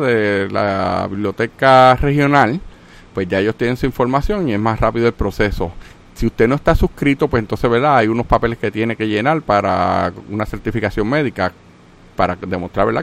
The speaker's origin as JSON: {"language": "Spanish", "country": "Puerto Rico", "said": "yo soy puertorriqueño, Puerto Rico también es parte de los Estados Unidos"}